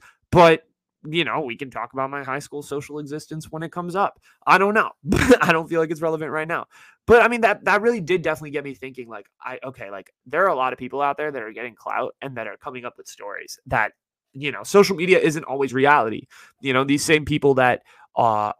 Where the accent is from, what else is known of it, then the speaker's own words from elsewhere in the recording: Silicon Valley, California, United States; I grew up in the Silicon Valley.